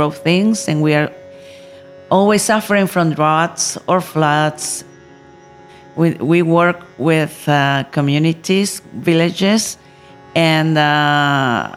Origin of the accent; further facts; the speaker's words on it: Nicaragua; I come from Nicaragua, country in Central America